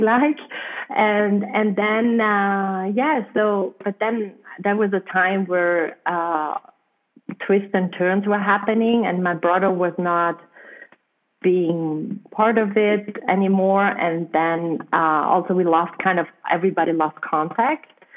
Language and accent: English; South Tyrol, Trentino-Alto Adige, Italy; accent: German; first language German; English is a second language; moved away as an adult; also born or lived in Peruvian Amazon; I'm coming from a um, from a region uh, close to the border to Austria, and we use so German but we are Italian passport holders.